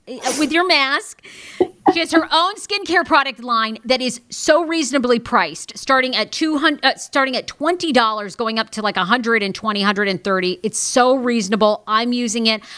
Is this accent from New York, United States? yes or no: no; Maine, United States; moved away; I grew up in Maine with a bunch of rednecks that look like this.